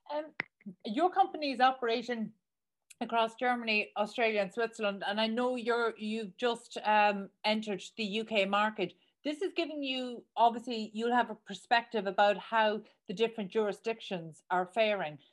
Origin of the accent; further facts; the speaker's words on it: Ireland; accent: Irish; my Irish accent